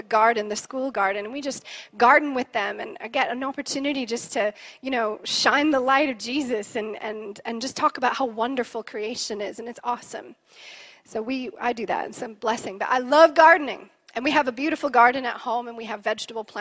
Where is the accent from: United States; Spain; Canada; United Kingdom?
Canada; I'm Canadian, and my family has a pioneer heart